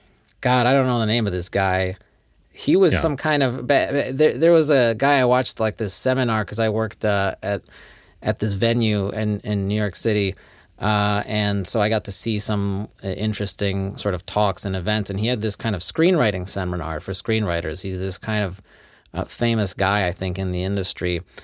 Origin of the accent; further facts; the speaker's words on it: Poland; English is a second language; I am from the Poland. I don't understand these books. Anyway, this English is difficult.